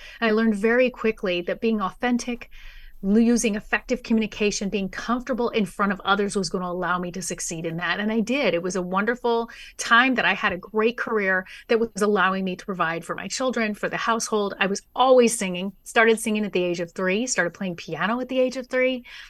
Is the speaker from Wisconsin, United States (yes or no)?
no; San Dimas, California, United States; I was born and raised in San Dimas, but San Diego's been home now for about 12 years.